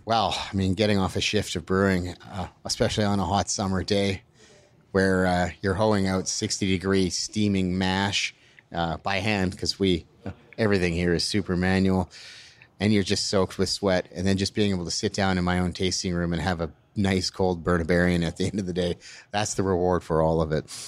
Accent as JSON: {"language": "English", "region": "Alberta", "country": "Canada", "tie": "born or raised there", "also_born_or_lived": "British Columbia", "moved": "as an adult", "lives_now": "Burnaby, Canada", "said": "I grew up in Alberta, uh, well, born and, and grew up in Alberta."}